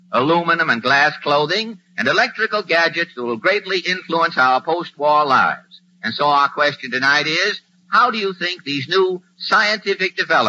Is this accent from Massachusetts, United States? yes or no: yes; Cambridge, Massachusetts, United States; I was born in Cambridge, Massachusetts.